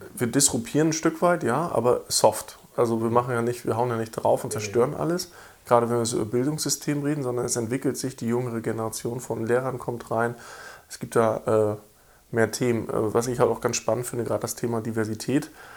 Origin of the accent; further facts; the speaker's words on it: East Germany, Germany; weil ich bin als gebürtiger Ostdeutscher